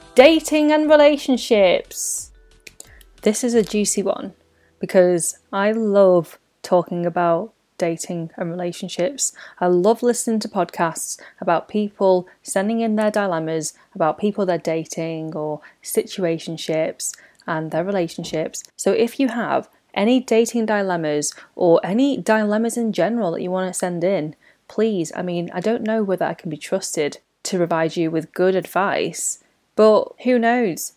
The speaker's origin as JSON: {"language": "English", "country": "United Kingdom", "tie": "born or raised there", "said": "I talk about life as a British born Chinese"}